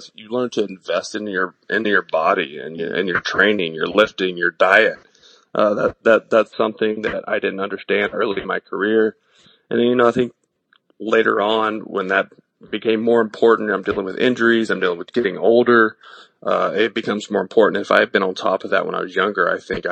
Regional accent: East Texas, United States; small town East Texas where I grew up.

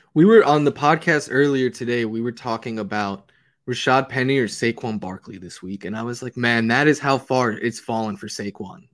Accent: New York City, New York, United States; now in Los Angeles, United States; from New York City

